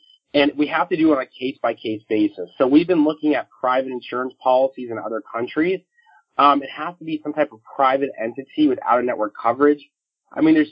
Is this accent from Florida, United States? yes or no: yes; Florida, United States; moved away; I'm originally from Florida